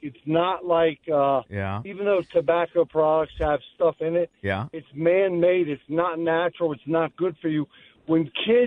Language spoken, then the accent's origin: English; Berwyn Heights, Maryland, United States; I grew up in Berwyn Heights